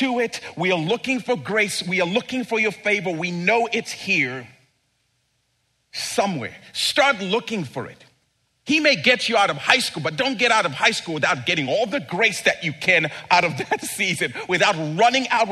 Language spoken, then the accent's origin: English; Zambia; as a boy growing up in Zambia